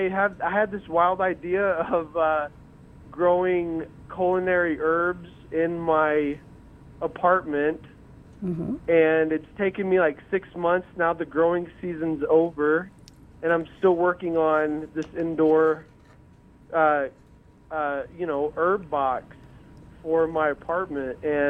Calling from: Carlsbad, New Mexico, United States; Carlsbad, New Mexico, yes.

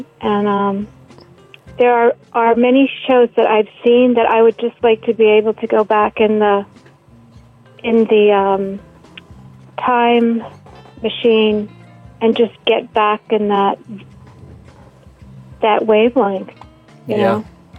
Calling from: Bushwick, New York, United States

